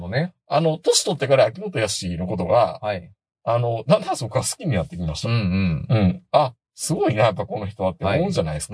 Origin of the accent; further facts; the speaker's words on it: Kansai, Japan; 僕は関西の人